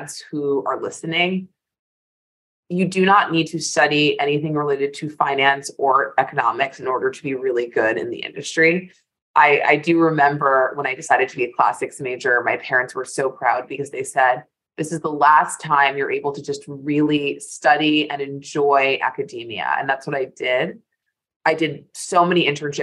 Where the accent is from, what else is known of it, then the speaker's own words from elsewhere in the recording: New York, United States; I am in my office in New York, where I am proud to be a native, born and bred Manhattanite